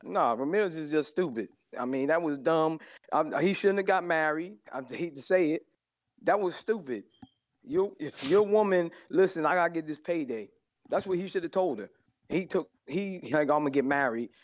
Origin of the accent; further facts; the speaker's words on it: Willingboro, New Jersey, United States; now in Pemberton, United States; I'm from South Jersey, Willingboro. Born. I live in Pemberton now